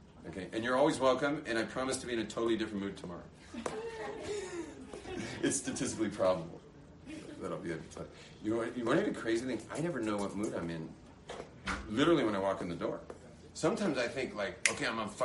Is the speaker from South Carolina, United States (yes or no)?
no; Los Angeles, California, United States; now in Israel; The same exact security that I enjoyed growing up in California, which to me, having grown up